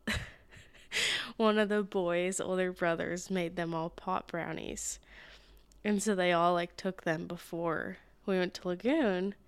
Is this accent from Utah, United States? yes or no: yes; Utah, United States; I grew up in Utah.